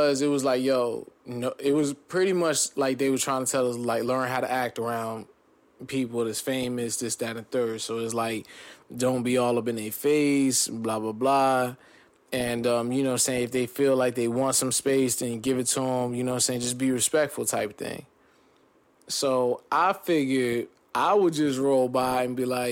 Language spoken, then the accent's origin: English; New Jersey, United States; also born or lived in California / Corona, California; born in Cali, raised in Jersey